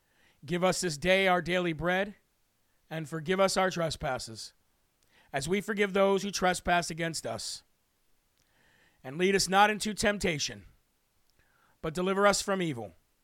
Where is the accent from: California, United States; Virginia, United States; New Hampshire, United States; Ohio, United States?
New Hampshire, United States; This is Live from America, and … from the Live Free or Die state of New Hampshire.